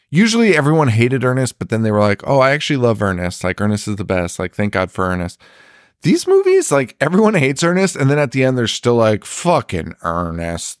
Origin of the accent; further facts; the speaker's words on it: Connecticut, United States; We're from Connecticut. It's fucking cold here